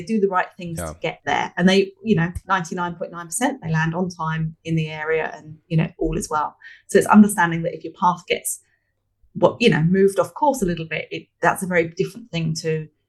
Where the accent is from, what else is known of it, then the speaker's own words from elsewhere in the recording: London, United Kingdom; I'm from London originally, obviously we said earlier, so I use the analogy of flying from Sydney to London.